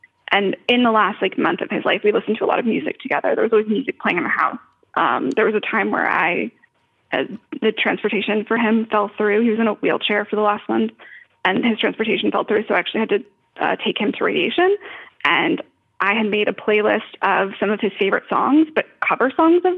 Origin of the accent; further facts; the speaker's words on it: Florida, United States; now in Los Angeles, United States; I'm from Florida, which is a very big state.